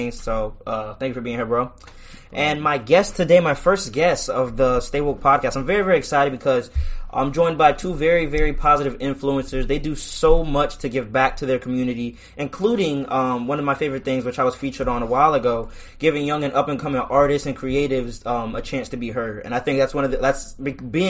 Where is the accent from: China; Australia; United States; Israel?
United States; Trenton, New Jersey; we're all from Trenton, New Jersey.